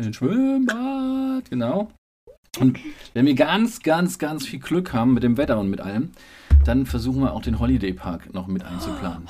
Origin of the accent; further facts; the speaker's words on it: Saarland, Germany; also born or lived in Frankfurt am Main; now in Berlin, Germany; Ich bin leider Gottes Saarländer. Also ich bin dort geboren